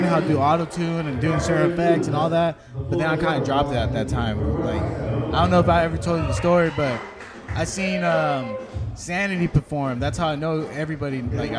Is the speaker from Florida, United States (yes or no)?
no; Watsonville, California, United States; moved away; Shout out to Santa Cruz. That's originally where I'm from, like Watsonville.